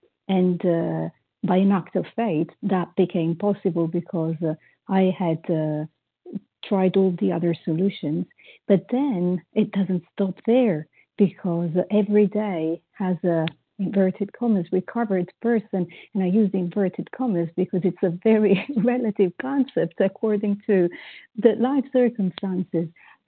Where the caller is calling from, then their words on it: Paris, Île-de-France, France; I'm calling from Paris, France